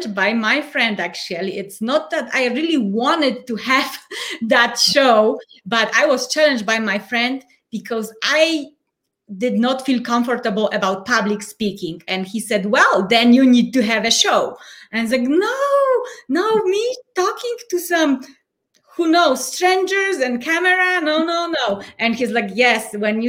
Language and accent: English; Poland; English is a second language; moved away as an adult; now in Colorado Springs, United States; I am originally from Poland, but at the moment I live in the United States already almost 10 years. So Colorado Springs, Colorado